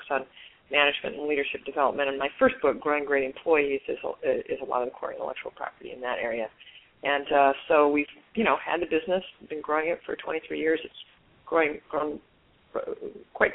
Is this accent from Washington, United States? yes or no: no; Omaha, Nebraska, United States; I was born in Omaha